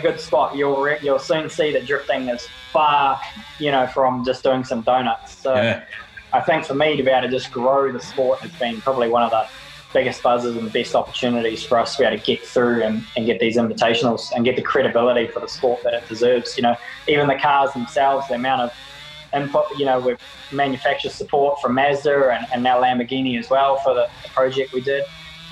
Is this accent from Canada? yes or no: no; New Zealand; Being just a Kiwi, no brothers, no sisters, growing up with my mum